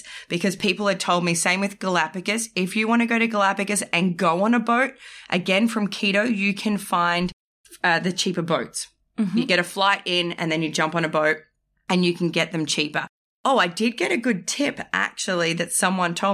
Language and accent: English; Australia; I'm from Australia